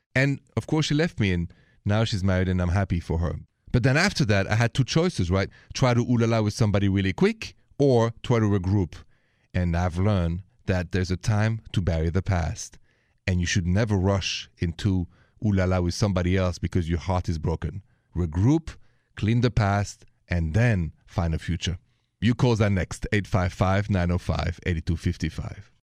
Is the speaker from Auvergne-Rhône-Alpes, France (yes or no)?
no; Paris, Île-de-France, France; accent: Parisian French; moved away; my accent is from Paris, France